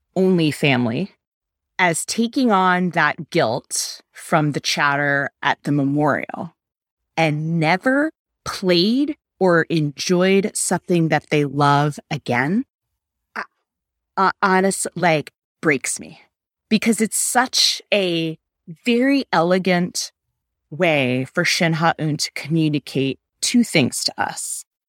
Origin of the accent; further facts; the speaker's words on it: United States; an American adult studying for the bar exam